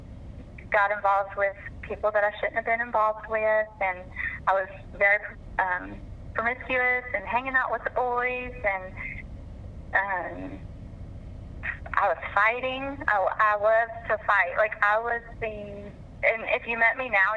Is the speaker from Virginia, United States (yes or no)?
yes; Norfolk, Virginia, United States; I was born in Norfolk, Virginia